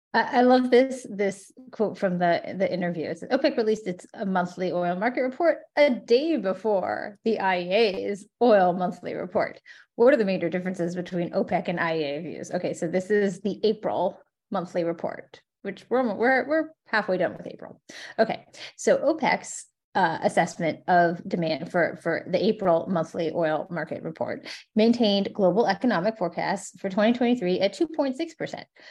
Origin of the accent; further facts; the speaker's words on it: Florida, United States; my home state of Florida